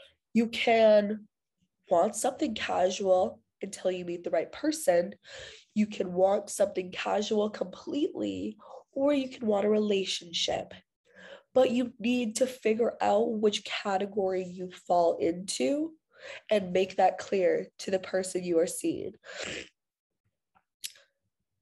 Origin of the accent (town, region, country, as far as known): Canada